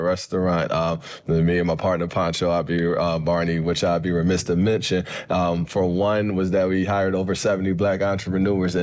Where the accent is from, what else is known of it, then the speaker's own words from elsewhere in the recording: Philadelphia, Pennsylvania, United States; I grew up in Philly and like Southwest Philly, went to school in North Philly